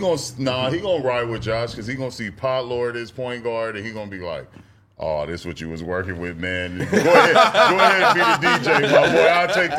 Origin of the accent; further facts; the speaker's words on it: Compton, California, United States; I'm like, yeah, bro, I'm from Compton.